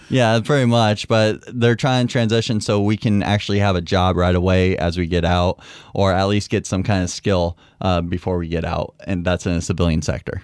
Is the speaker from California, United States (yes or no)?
yes; Concord, California, United States; moved away as an adult; now in Mount Pleasant, Michigan, United States; I'm from, the easy question is from Concord, California